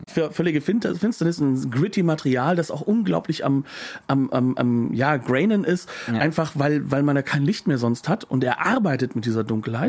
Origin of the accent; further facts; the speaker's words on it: Germany; als Deutscher wie ich